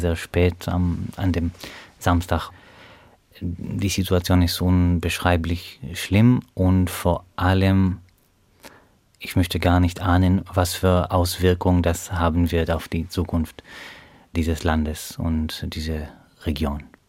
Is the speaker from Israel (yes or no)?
yes; Beersheba, Southern District, Israel; German is a second language; moved away as an adult; now in Hannover, Germany; ich komme aus der Stadt Beersheba im Süden von Israel